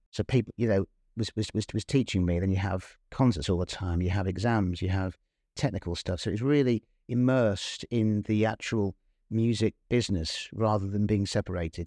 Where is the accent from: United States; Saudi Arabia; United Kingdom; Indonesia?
United Kingdom; Northampton, East Midlands; I was born and brought up in Northampton